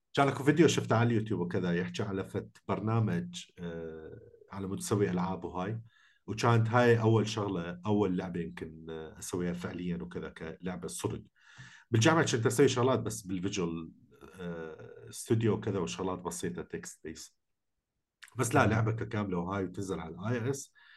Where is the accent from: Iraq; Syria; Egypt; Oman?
Iraq; احنا عراقيين